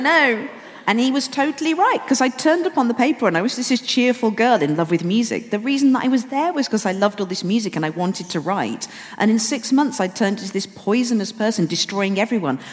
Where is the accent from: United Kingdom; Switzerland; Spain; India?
United Kingdom; Wolverhampton, West Midlands; moved away; I'm still living in Wolverhampton with my parents.